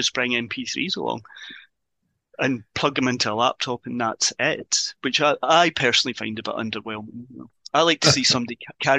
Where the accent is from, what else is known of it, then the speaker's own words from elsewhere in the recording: Ireland; I'm an Irish citizen, so Irish weddings. I think that's the old Irish wedding